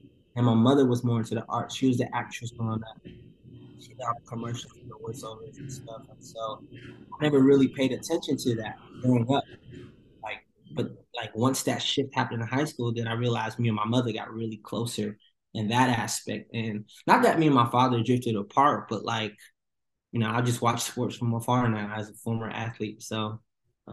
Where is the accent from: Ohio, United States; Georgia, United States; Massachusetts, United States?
Georgia, United States; Atlanta; also born or lived in New York; I was born in New York, raised in Atlanta, so I consider myself an ATLian for sure